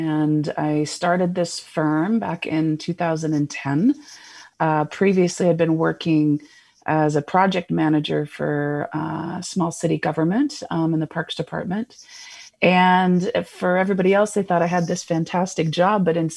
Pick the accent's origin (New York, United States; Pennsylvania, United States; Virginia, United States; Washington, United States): Washington, United States; Seattle; moved away as an adult; now in Phoenix, United States; I originally hailed from Seattle, Washington, for most of my life, and I just moved here last year in 2020.